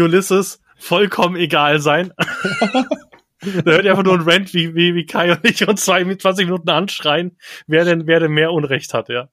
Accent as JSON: {"language": "German", "region": "Bavaria", "country": "Germany", "said": "ich bin Bayer"}